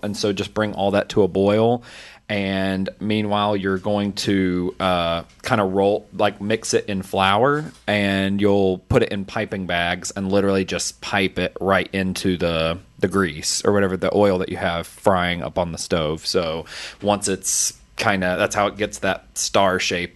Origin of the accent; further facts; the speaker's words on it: the South, United States; I, I grew up in the South